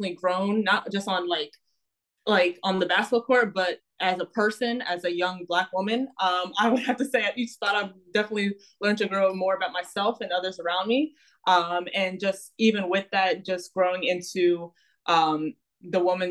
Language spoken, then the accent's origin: English; Philadelphia, Pennsylvania, United States; moved away as an adult; now in New Jersey, United States; I'm actually originally from Philadelphia, Pennsylvania